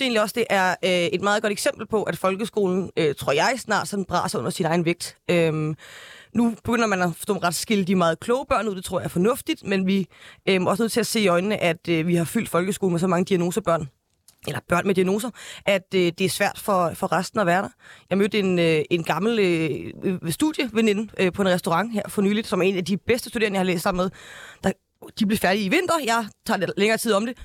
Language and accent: Danish; North Zealand, Capital Region of Denmark, Denmark; jeg er fra Nordsjælland, and I'm proud.